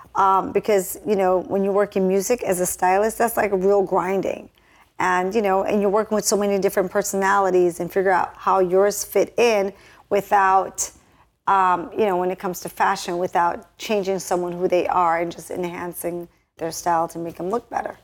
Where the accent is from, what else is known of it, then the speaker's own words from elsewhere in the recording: Jamaica; moved away; I was born and raised in Jamaica